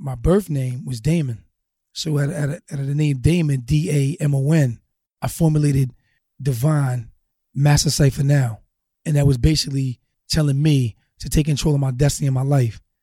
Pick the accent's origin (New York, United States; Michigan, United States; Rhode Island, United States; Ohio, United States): Rhode Island, United States; Newport; moved away; I was born in Newport, Rhode Island